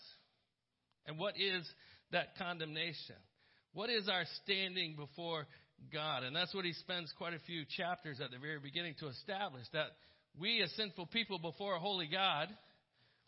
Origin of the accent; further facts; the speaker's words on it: United States; as good Americans